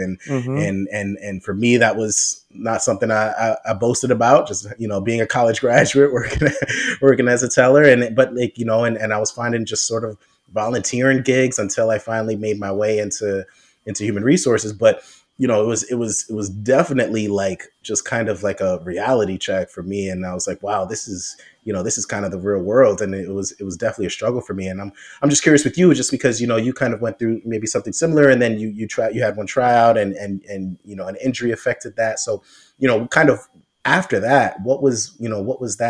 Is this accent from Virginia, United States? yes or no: no; New York City, New York, United States; I grew up in New York City